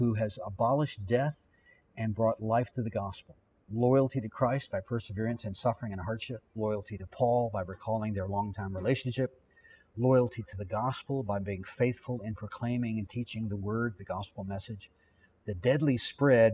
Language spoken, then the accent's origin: English; Virginia, United States; I grew up here in Virginia